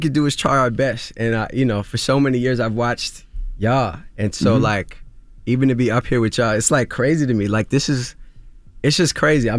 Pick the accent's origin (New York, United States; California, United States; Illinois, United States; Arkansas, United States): New York, United States; Queens; Growing up in Queens, like a lot of people thought I was going to be this next big basketball star.